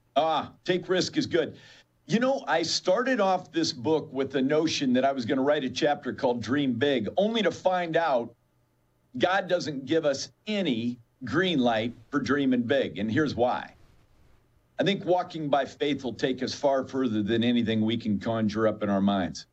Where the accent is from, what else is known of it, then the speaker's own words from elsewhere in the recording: Alaska, United States; now in Chicago, United States; I was born and raised in Alaska